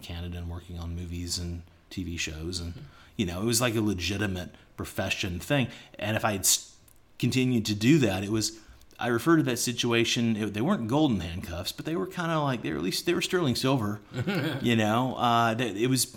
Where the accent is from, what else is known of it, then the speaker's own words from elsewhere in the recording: Atlanta, Georgia, United States; moved away as an adult; also born or lived in Alabama / Los Angeles, United States; now in China; I'm from Atlanta, and I have tons of friends back in Atlanta area